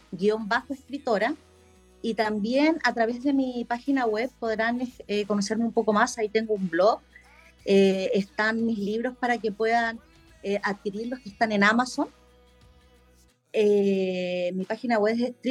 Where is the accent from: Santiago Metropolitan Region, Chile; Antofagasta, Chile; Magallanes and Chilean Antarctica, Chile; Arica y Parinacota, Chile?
Antofagasta, Chile; soy de Chile, Antofagasta, precisamente.